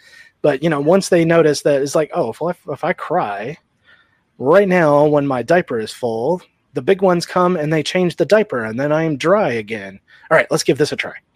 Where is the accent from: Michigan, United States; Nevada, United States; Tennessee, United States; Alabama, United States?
Nevada, United States; Sun Valley; moved away; also born or lived in South Houston, Texas; growing up in Nevada